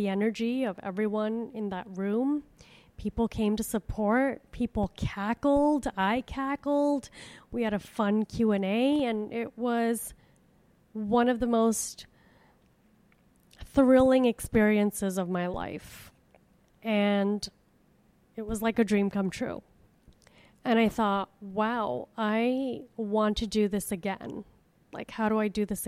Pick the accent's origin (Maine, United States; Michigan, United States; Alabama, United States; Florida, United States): Florida, United States; Miami; which is my hometown. And so I emailed the Miami Improv